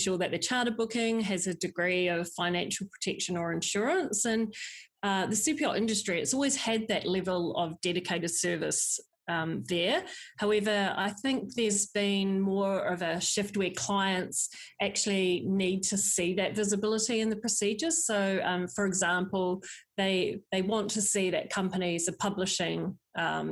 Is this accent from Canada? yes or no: no; New Zealand; also born or lived in southern France; now in France; born and bred in New Zealand, but now I'm based in southern France between Cannes and Monaco